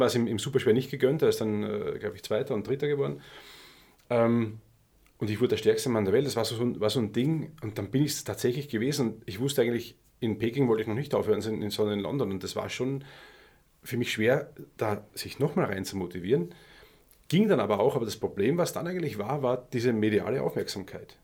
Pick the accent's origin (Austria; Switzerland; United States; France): Austria; also born or lived in Germany